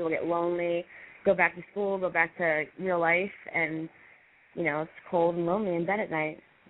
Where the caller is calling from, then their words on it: Temecula, California, United States; I am 26 from Temecula.